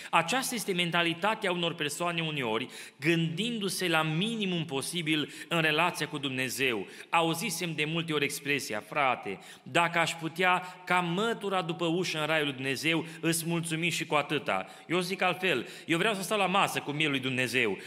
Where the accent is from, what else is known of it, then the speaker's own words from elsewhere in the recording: Romania; now in Kitchener, Canada; Ca și români, crescând în România